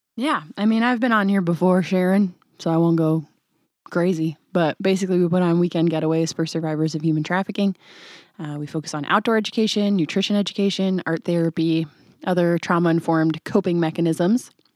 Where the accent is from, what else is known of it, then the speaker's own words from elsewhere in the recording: Traverse City, Michigan, United States; moved away; We're from Travers